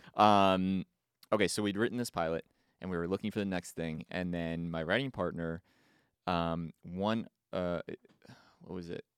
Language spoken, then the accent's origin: English; East Brunswick, New Jersey, United States; moved away as an adult; now in Los Angeles, United States; I grew up in Jersey, East Brunswick